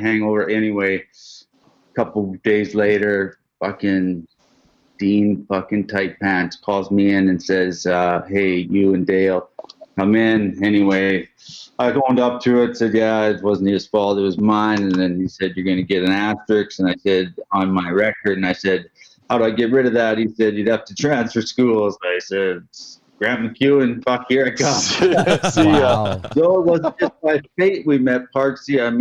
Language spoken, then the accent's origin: English; Fort Nelson, British Columbia, Canada; I'm born and raised in Fort Nelson, BC. That's where I currently reside.